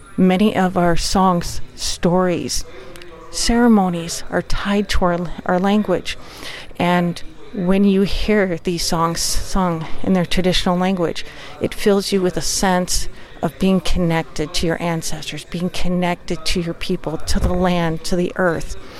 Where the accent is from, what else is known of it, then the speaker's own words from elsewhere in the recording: St. Croix tribe, Wisconsin, United States; I'm Ojibwa from the St. Croix tribe of uh, Ojibwa in Wisconsin and the United States